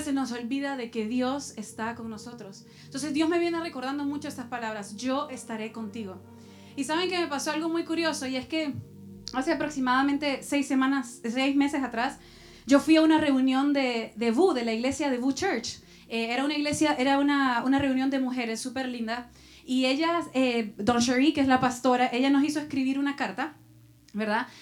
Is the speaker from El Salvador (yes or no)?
yes; El Salvador; moved away; Y yo soy de Salvador también